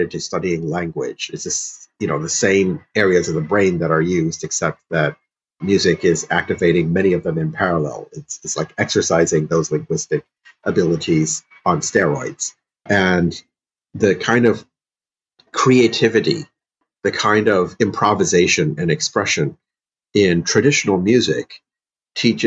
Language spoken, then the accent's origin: English; Illinois, United States; also born or lived in St. Louis, Missouri; I grew up in the Midwest heavily and in Illinois